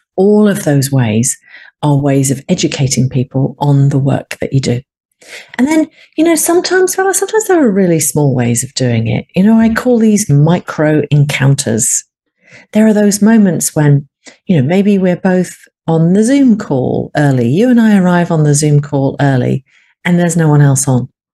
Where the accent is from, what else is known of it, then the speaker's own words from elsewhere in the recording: United Kingdom; I'm a Brit